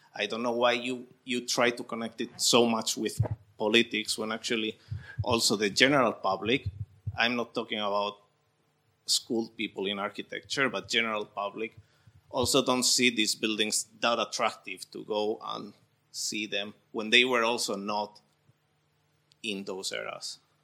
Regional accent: Spain; moved away; I am from Spain.

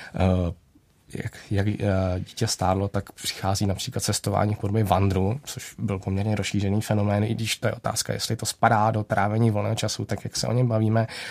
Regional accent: Czechia; my jako Češi

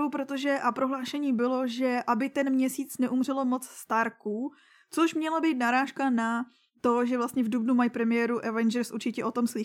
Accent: Litvínov, Ústí nad Labem Region, Czechia; A tady u nás v Litvínové byla letos zpráva.

